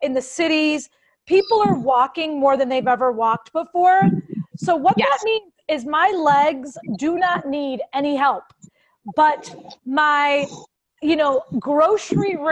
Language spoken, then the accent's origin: English; United States; we're American